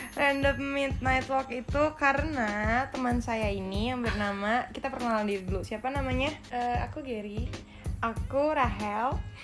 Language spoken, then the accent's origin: Indonesian; Bekasi, West Java, Indonesia; dulu kan gue anak Bekasi